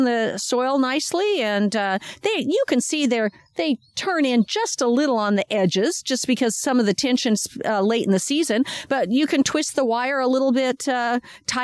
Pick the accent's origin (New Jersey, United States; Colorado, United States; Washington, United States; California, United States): Washington, United States; now in Sacramento County, United States; I come from Washington State